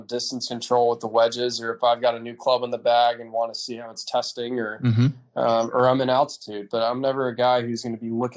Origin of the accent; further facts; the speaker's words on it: Dallas, Texas, United States; also born or lived in San Francisco, California; I grew up in Texas. I was originally born in San Francisco, moved to Dallas when I was nine